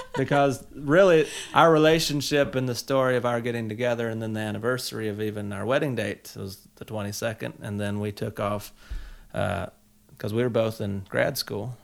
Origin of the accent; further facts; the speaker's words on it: South Carolina, United States; growing up in South Carolina, we had all of the country fixings